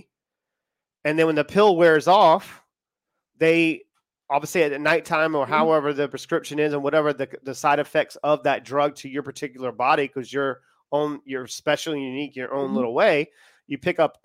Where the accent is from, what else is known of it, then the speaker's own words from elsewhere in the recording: United States; now in United Kingdom; we're in the UK. Well, obviously I'm American